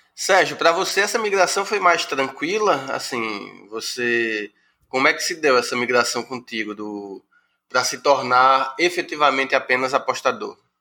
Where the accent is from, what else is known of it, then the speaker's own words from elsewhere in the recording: Pesqueira, Pernambuco, Brazil; now in Recife, Brazil; eu sou do interior de Pernambuco, né? eu, eu moro no Recife há desde os anos 80, mas eu vou sempre ao interior, à minha cidade, que é Pesqueira